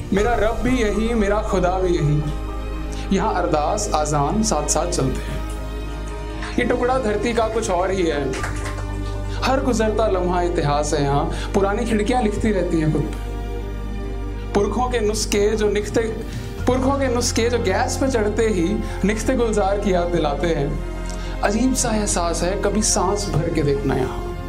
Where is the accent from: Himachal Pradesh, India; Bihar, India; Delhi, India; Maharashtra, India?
Delhi, India; मेरे को अपने दिल्ली शहर से बहुत प्यार है